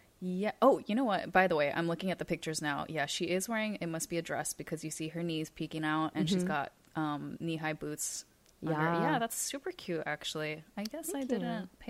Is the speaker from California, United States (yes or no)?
no; Hawaii, United States; moved away; we're from Hawaii.